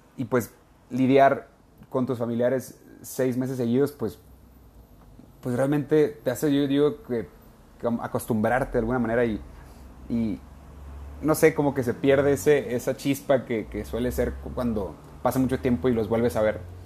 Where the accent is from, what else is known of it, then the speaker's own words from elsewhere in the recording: Ensenada, Baja California, Mexico; moved away; todavía estaba en Ensenada, California, en mi tierra.